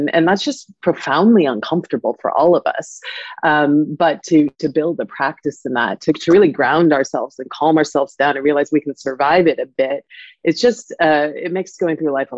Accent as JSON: {"language": "English", "region": "California", "country": "United States", "tie": "born or raised there", "also_born_or_lived": "Paris, France", "moved": "as an adult", "lives_now": "London, United Kingdom", "said": "I grew up in California"}